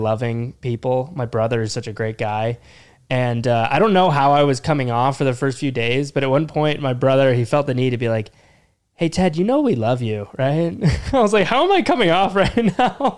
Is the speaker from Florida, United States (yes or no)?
yes; Jacksonville, Florida, United States; moved away as an adult; also born or lived in Orlando, Florida; now in New York, United States; I grew up in Jacksonville, Florida.